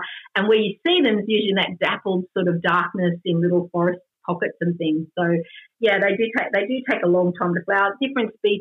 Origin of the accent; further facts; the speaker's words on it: Sydney, New South Wales, Australia; also born or lived in Gulgong / overseas; I'm born and bred in Sydney